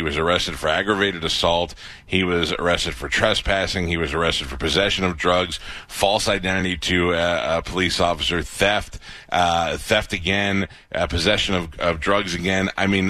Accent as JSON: {"language": "English", "town": "New York City", "region": "New York", "country": "United States", "tie": "born or raised there", "said": "my hometown in Staten Island"}